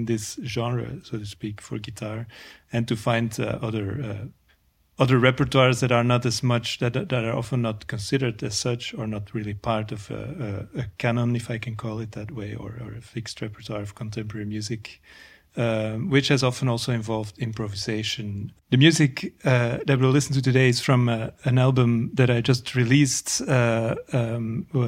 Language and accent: English; Antwerp, Flanders, Belgium; moved away as an adult; also born or lived in Ghent / New York City, United States / Paris, France; now in Brussels, Belgium; I grew up in Antwerp